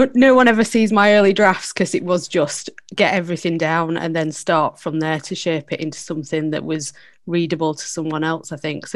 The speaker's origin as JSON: {"language": "English", "town": "Barnsley", "region": "Yorkshire and the Humber", "country": "United Kingdom", "tie": "born or raised there", "said": "I grew up in Barnsley."}